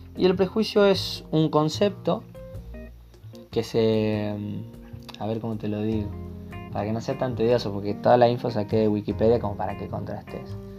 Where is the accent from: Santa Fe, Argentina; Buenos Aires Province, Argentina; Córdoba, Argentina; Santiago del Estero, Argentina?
Santiago del Estero, Argentina; Termas de Río Hondo; soy de Termes Riondo, Santiago del Estero, Argentina